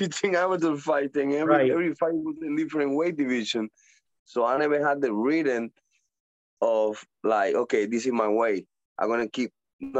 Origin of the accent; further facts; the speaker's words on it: Puerto Rico; accent: Puerto Rican; English is a second language; moved away; also born or lived in Dominican Republic / Pennsylvania; my accent, you know, the way that I talk more like Puerto Rico, because I'm born and grow over there in Puerto Rico.